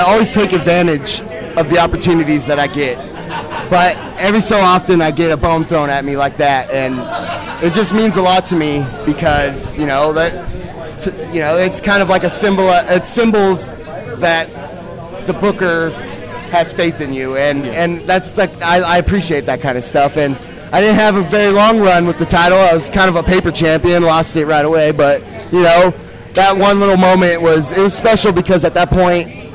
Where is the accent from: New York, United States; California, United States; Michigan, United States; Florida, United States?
California, United States; Santa Cruz County; We were all in different bands growing up in the Santa Cruz County area